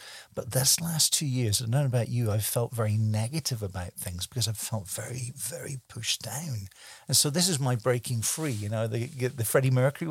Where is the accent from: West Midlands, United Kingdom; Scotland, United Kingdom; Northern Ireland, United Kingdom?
Scotland, United Kingdom; also born or lived in Germany; he's a fellow Scotsman. I was born in Scotland